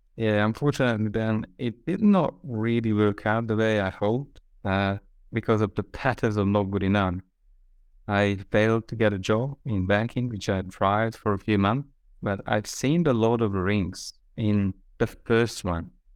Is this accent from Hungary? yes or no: yes; Hungary; also born or lived in Australia; now in Budapest, Hungary; I'm from Hungary, so I'm just coming back to my roots